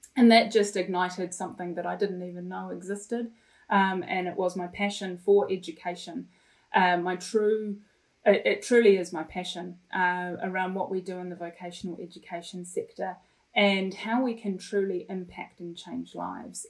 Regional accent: Wellington, New Zealand; also born or lived in Ipswich, England / Felixstowe, England; when I was ten years old, my family immigrated to New Zealand, uh, and we made Wellington our humble home. A beautiful, beautiful city, and a wonderful place to grow up in.

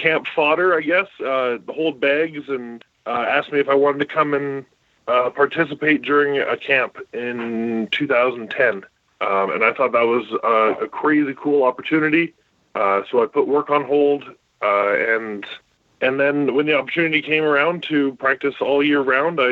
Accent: Calgary, Alberta, Canada; also born or lived in Saginaw, Michigan; I played football since grade 5 in Calgary. I grew up in the Southwest in Haysboro.

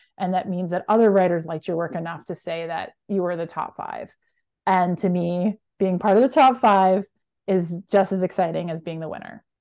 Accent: Canada; moved away as an adult; now in United States; I'm Canadian and work in the U S

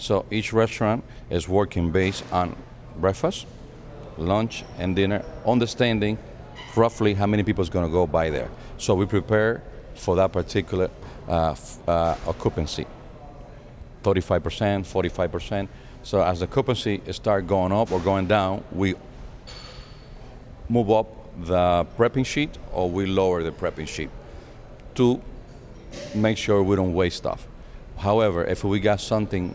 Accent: Houston, Texas, United States; also born or lived in New York; now in Dominican Republic; I was Dominican. I was born here. I was raised in Houston, Texas

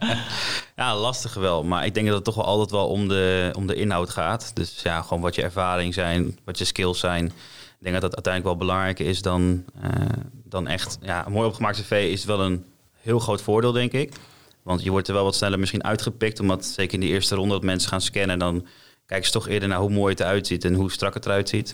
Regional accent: Apeldoorn, Gelderland, Netherlands; Ik kom uit Apeldoorn

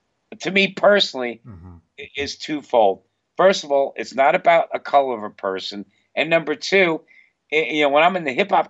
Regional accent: New York City, New York, United States; I grew up in Queens, New York, where I was hanging out with the Black Panthers in high school

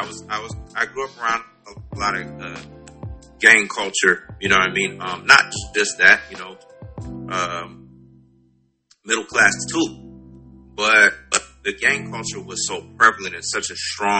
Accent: West Coast, United States; moved away; I'm originally from the West Coast

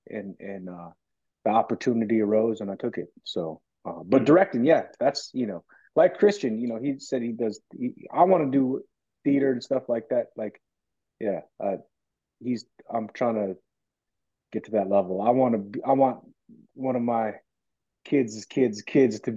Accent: Alaska, United States; my village in my hometown, Alaska

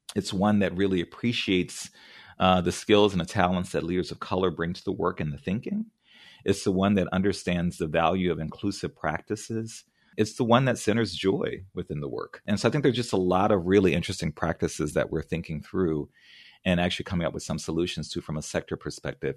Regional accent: New Orleans, Louisiana, United States; now in San Francisco, United States; I grew up in New Orleans

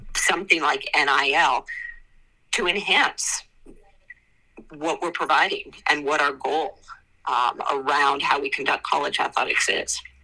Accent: United States; I grew up outside of Washington D.C.

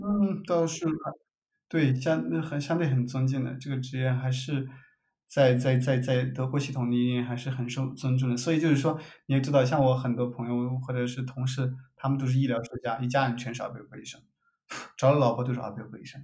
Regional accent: China; accent: Chinese; moved away as an adult; also born or lived in United States; now in Germany; 我的 accent 就是中国人的口音

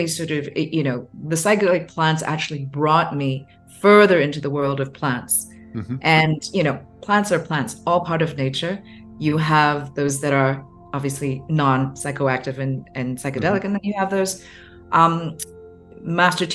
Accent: Hong Kong; growing up in Hong Kong, Chinese family, certain expectations, a much more conservative culture

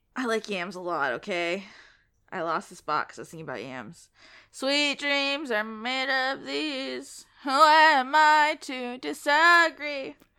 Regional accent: Collier County, Florida, United States; also born or lived in Lee County, Florida; now in Leon County, United States; I lived in Lee County, but I was born in Collier

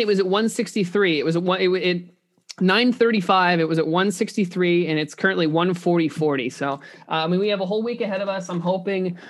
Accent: Indiana, United States; growing up in Indi, uh, Indiana

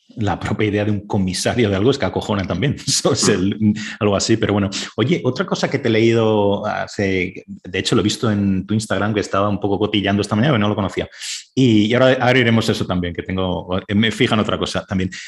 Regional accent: Valencia, Valencian Community, Spain; moved away as an adult; also born or lived in Madrid / Canada; yo soy de Valencia

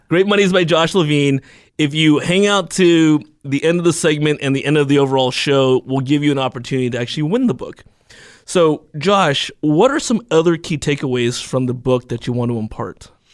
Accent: United States; it was difficult being Chinese American, and I always talk about my two cultures, 'cause one hundred percent American and one hundred percent Chinese

